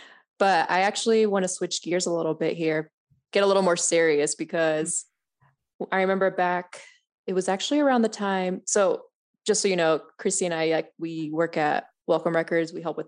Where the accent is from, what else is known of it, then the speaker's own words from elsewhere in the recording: San Diego, California, United States; San Diego.